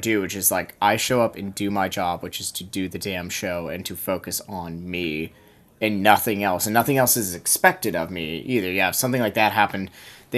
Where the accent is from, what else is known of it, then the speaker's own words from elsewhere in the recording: United States; I'm also just from America